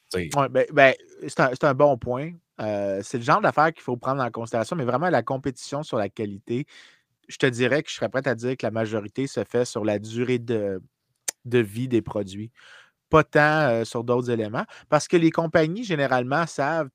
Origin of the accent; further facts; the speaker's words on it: Saint-Lambert, Quebec, Canada; j'ai grandi dans la Grande République de Saint-Lambert